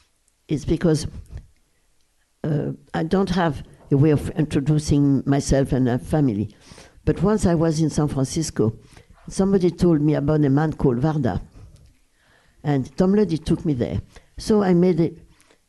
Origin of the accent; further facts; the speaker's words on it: Brussels, Brussels-Capital Region, Belgium; English is a second language; moved away; the house where I was raised in Brussels.